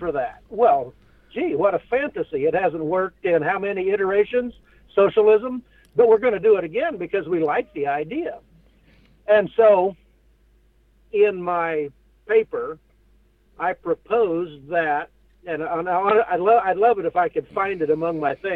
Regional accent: Western Kansas, United States; I grew up in Western Kansas.

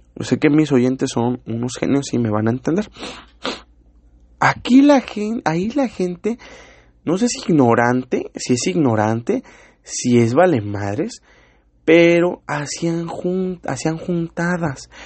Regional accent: Mexico City, Mexico; moved away; soy chilango, pero ya llevo mucho aquí, yo ya me considero un norteño

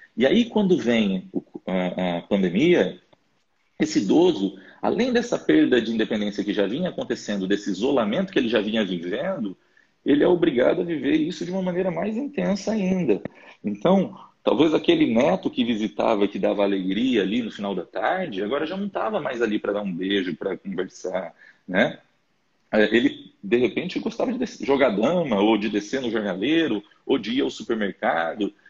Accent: interior of Pará, Brazil; moved away; eu sou lá do interior do Pará

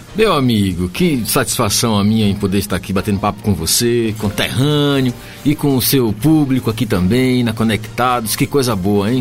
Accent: Gandu, Bahia, Brazil; moved away; also born or lived in São Paulo; eu nasci lá no sul da Bahia, lá na Mata

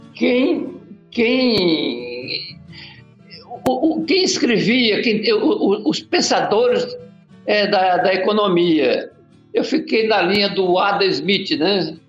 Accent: Araguatins, Tocantins, Brazil; moved away; also born or lived in Goiânia, Goiás; Eu sou goiano, eh, quando eu sou goiano, do, nasci do Tocantins naquela época, no bico do papagaio, lá em Araguatins. É. E vim vim é, cedo para estudar em Goiânia

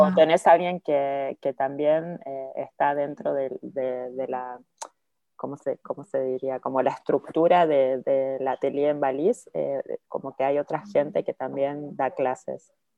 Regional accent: Mar del Plata, Buenos Aires Province, Argentina; now in Paris, France; soy de Mar del Plata

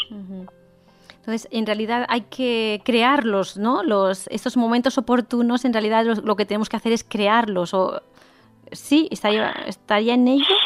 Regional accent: Catalonia, Spain; yo soy catalana

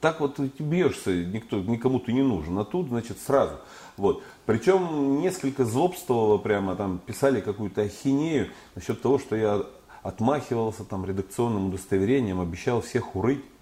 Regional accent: Urals, Russia; я вот поэт с Урала

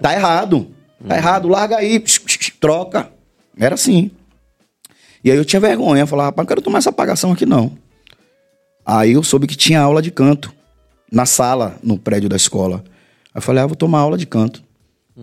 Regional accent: Salvador, Bahia, Brazil; eu sou do bairro de Pernambués

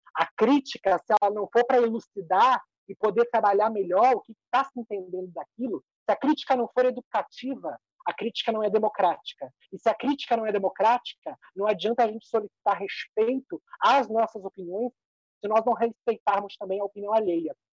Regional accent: Rio Grande do Sul, Brazil; a parte minha é baiana, eu sou gaúcha.

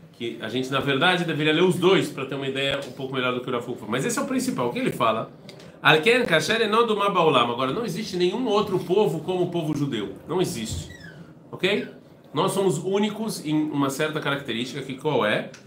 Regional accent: Brazil; first language Portuguese; eu sou brasileiro porque eu falo português, ou eu sei que a língua, minha língua é português

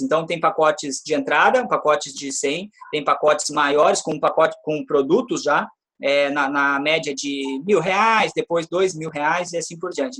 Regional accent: Brazil; Estou falando isso como brasileiro, eu adoro o meu país

